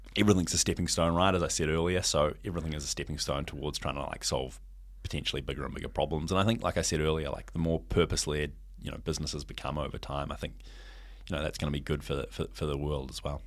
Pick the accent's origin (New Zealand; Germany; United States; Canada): New Zealand; now in Hong Kong; I came home from Hong Kong to New Zealand